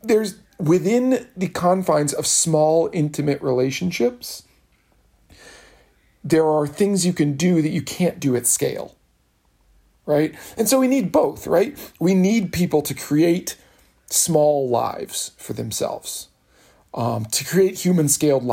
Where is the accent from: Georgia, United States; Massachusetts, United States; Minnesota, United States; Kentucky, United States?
Kentucky, United States; I'm from Kentucky, being parochial is a compliment